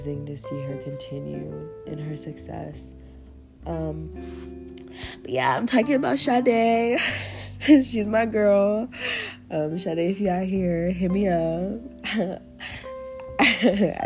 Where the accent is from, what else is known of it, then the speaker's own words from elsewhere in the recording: Kansas, United States; I'm from Kansas